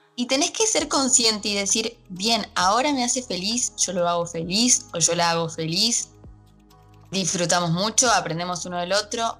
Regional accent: Argentina; acá en Argentina, de donde soy

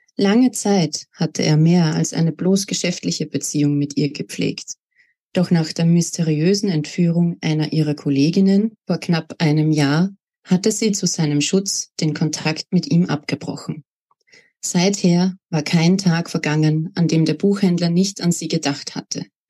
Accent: Salzburg, Austria; now in Upper Austria, Austria; Ich bin gebürtige Salzburgerin, wurde dort 1992 geboren und bin auch im Bundesland Salzburg aufgewachsen, lebe aber jetzt in Oberösterreich

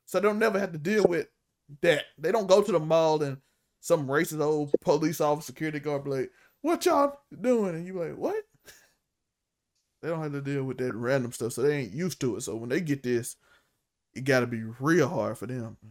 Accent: Mississippi, United States; I'm from Mississippi, and Mississippi not like you think it is

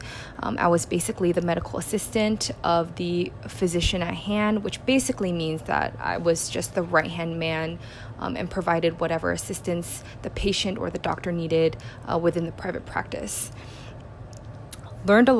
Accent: South Bay, Bay Area, California, United States; moved away as an adult; now in New York City, United States; I am originally from the Bay Area, specifically the South Bay, where I spent the majority of my childhood and my college years.

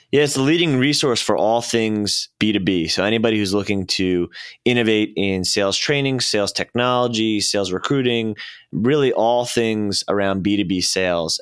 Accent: Syosset, New York, United States; moved away as an adult; also born or lived in Arizona; I grew up in, uh, Long Island, Syosset

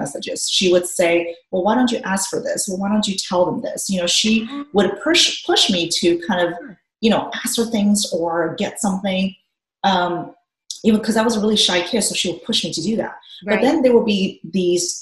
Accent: Hungary; moved away; We grew up in Hungary. I did. So our family lived in Hungary for many years.

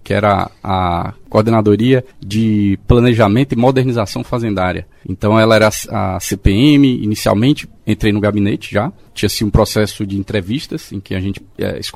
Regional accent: Fortaleza, Ceará, Brazil; also born or lived in Northeast Brazil; Bom, eu sou de Fortaleza, natural de Fortaleza, Ceará, né? Morei lá praticamente a minha vida inteira, depois morei em algumas outras cidades do Nordeste.

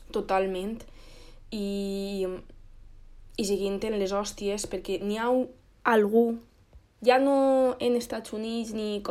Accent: Moixent, Valencian Community, Spain; nosaltres som de Moixent

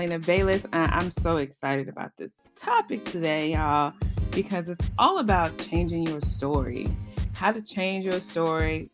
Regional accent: Chicago, Illinois, United States; also born or lived in Champaign-Urbana, Illinois; I come from the South Side of Chicago. I was born here, raised predominantly here

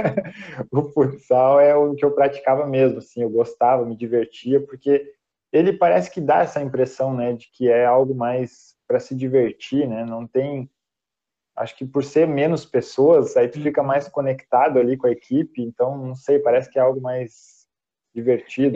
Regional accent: Novo Hamburgo, Rio Grande do Sul, Brazil; Eu sou de Novo Hamburgo, somos gaúchos

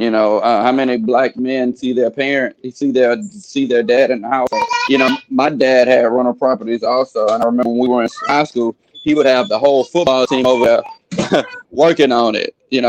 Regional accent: United States; I live in South Park now. I was born and raised in the Pearl Orchard, right here

